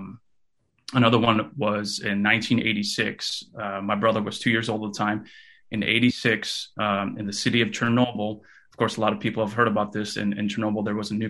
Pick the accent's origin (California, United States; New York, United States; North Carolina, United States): California, United States; Fresno; first language Russian; English is a second language; also born or lived in Kyiv, Ukraine; my family and I, we actually moved to California, United States of California, Fresno, California, in 1989. I was only 3 months old at the time